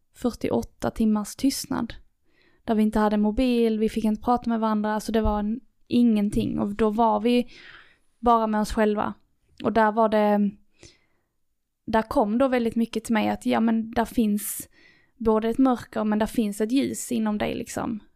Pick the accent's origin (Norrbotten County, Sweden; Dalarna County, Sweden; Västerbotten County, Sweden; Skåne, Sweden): Skåne, Sweden; Lerberget; born or raised there